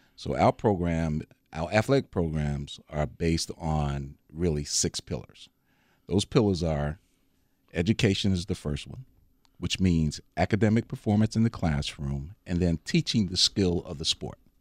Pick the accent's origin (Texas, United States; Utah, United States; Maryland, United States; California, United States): Maryland, United States; Baltimore; moved away as an adult; now in Milwaukee, United States; I grew up on the East Coast, so lacrosse is a big, you know, big, big time on the East Coast. So I, I'm from Baltimore